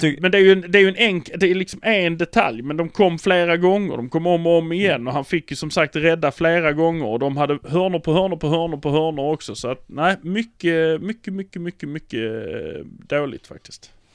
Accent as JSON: {"language": "Swedish", "town": "Malmö", "region": "Skåne", "country": "Sweden", "said": "vi är från Malmö"}